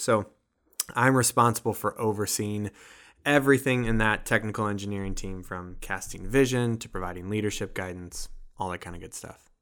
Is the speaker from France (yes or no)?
no; Illinois, United States; moved away as an adult; now in Wisconsin, United States; I'm originally from Illinois and came up to go to Carthage College.